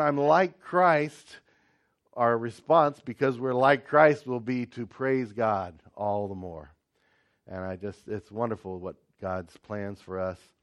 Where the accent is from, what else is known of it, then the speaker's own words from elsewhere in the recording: United States; moved away; I'm American